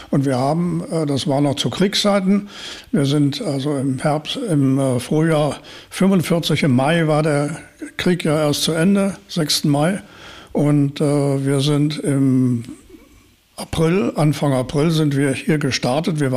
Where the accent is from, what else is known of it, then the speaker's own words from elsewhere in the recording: Spantekow, Mecklenburg-Vorpommern, Germany; also born or lived in Szczecin, Poland; Denn in dieser Gegend bin ich hier, hier bin ich zu Hause, geboren in Stettin, aber wie das früher so üblich war, auf dem Land gab es keine Ärzte. Und so gingen die meisten Frauen in die nächste Klinik und die war in Stettin.